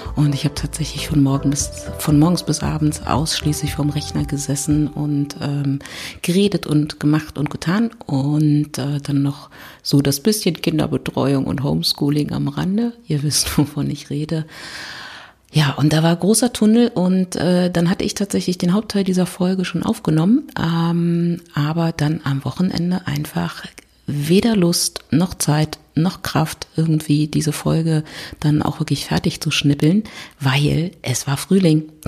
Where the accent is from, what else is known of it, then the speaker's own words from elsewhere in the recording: Berlin, Germany; ich komme aus Berlin